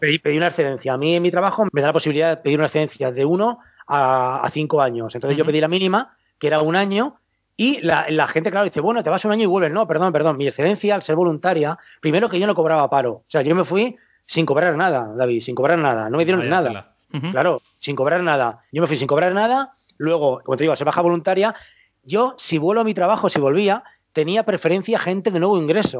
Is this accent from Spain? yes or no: yes; Valencia, Valencian Community, Spain; que soy de Valencia